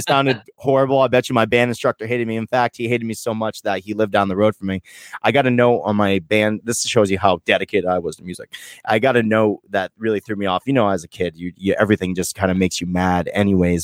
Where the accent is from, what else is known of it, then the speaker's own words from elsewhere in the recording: Vermont, United States; I'm like Vermont